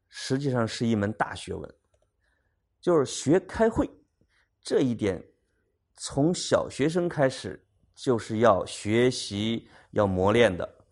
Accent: China; 我们中国人招待朋友的那份热情

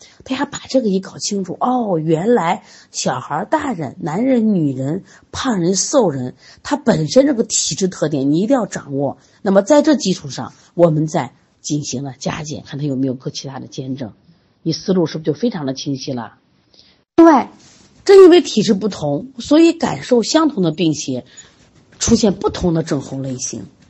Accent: Shaanxi, China; 像我们就是陕西的，就这个临颍，它就会出现这种大脖子病。

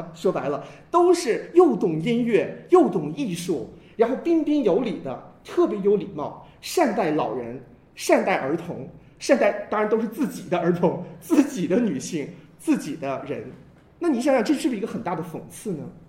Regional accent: China; 我们中国人其实特别喜欢一说到文化，说到我们中国文化

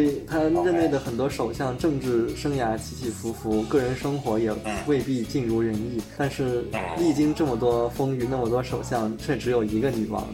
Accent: Kunming, Yunnan, China; 我们的家乡昆明

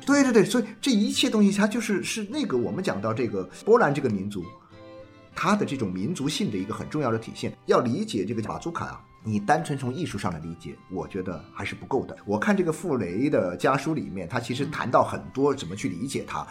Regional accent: China; 你就会发现我们中国人的家庭里面

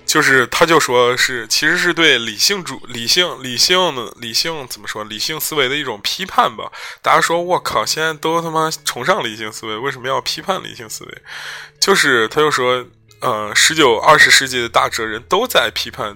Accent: China; 我们中国人

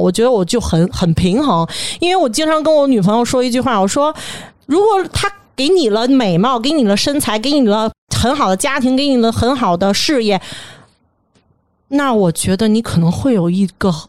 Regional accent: Beijing, China; 咱北京人

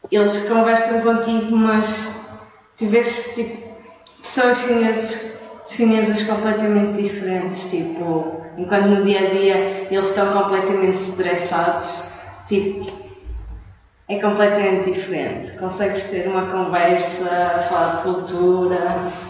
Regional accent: Matosinhos, Norte, Portugal; moved away as an adult; now in Beijing, China; sou do Porto de Matosinhos Estou aqui em Pequim há nove meses a estudar chinês

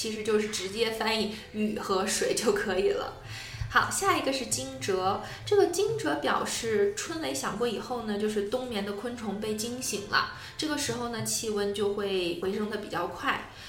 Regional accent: China; also born or lived in Tianjin; 作为一个中国人

